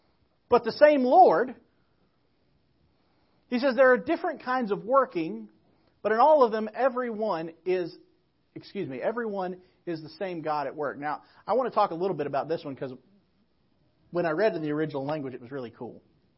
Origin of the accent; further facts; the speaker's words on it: Crowley, United States; kind of like we are from Crowley, about half an hour away.